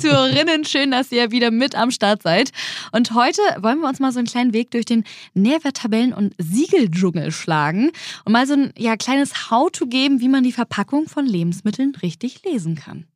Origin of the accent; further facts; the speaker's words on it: Germany; bei uns in Deutschland